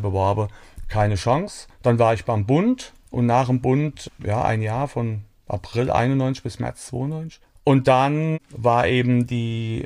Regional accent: Sörgenloch, Rhineland-Palatinate, Germany; ich bin in Sörgenloch aufgewachsen vielleicht bekannt, eine kleine Gemeinde bei Niederolm.

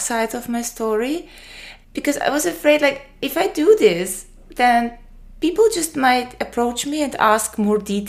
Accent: Austria; English is a second language; moved away as an adult; now in Greece; I moved from my home country, Austria, to Greece.

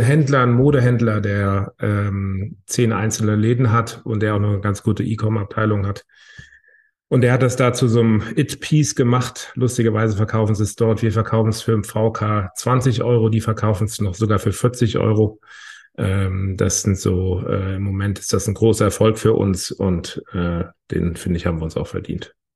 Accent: Hamburg, Germany; Ich komme aus Hamburg.

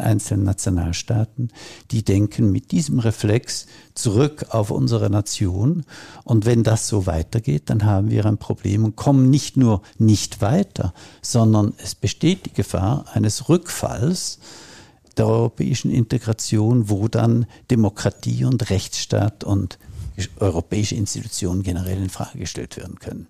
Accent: Switzerland; ich komme aus der Schweiz

